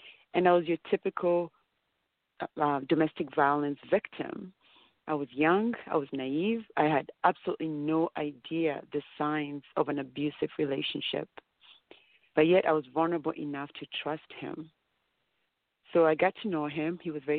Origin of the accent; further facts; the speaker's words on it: Kenya; now in Canada; I came to Canada from Kenya. When we came to Canada, the reason there were 7 of us in the family, and we came with only 4 suitcases. So we came to have a better life here in Canada.